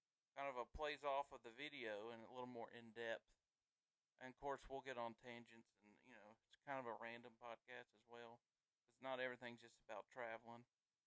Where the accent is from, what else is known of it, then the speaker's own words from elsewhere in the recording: the South, United States; we were born and raised in the South